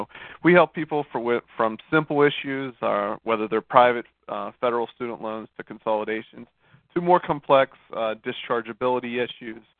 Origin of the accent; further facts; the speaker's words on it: Monroeville, Pennsylvania, United States; moved away as an adult; now in Fort Lauderdale, United States; Born and raised Monroeville, Pennsylvania, went to Robert Morris University for my undergrad, and and uh, came down here for the fairer weather.